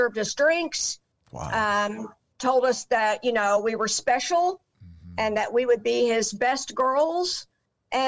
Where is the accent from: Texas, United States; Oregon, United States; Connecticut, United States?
Texas, United States; Dallas; I grew up in Dallas.